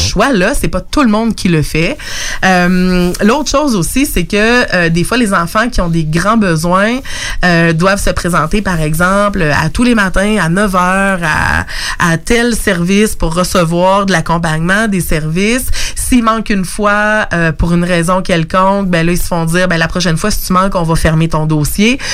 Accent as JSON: {"language": "French", "town": "Lévis", "region": "Quebec", "country": "Canada", "tie": "born or raised there", "also_born_or_lived": "Montreal", "moved": "yes", "said": "je suis native de Lévis"}